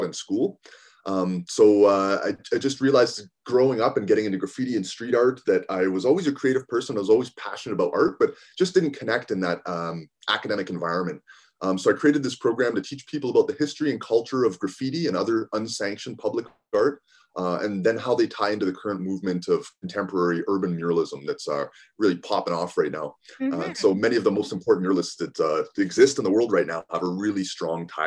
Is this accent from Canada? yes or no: yes; Calgary, Alberta, Canada; now in Edmonton, Canada; I live here. I've lived here for over a decade now. I grew up in Calgary